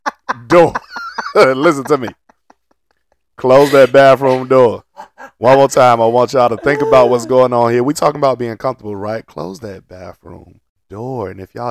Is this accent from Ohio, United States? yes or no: no; Portsmouth, Virginia, United States; I grew up in Portsmouth, Virginia.